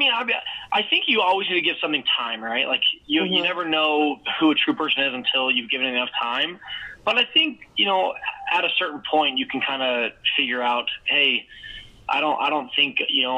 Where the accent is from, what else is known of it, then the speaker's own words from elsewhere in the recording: Canada; now in Salt Lake City, United States; originally from Canada, but I currently live in Utah, in Salt Lake City